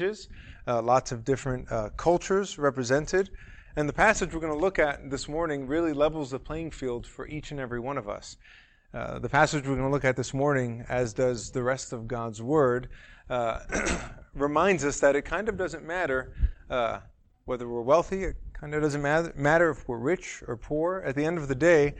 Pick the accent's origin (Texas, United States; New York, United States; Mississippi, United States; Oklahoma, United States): New York, United States; New York City; moved away; I'm from New York originally, from Manhattan